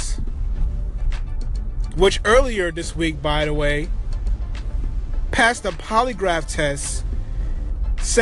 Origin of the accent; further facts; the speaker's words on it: New York City, New York, United States; I'm from Queens